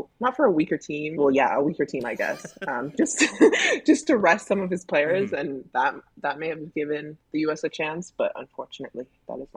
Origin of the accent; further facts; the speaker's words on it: Canada; I'm Canadian